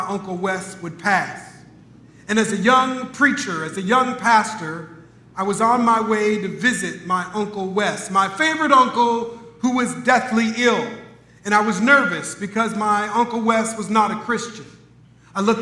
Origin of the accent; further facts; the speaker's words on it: Minneapolis, Minnesota, United States; Growing up in Minneapolis, Minnesota, I had a favorite uncle